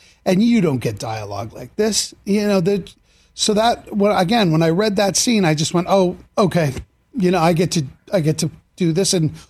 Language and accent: English; Boston, Massachusetts, United States; I grew up in Boston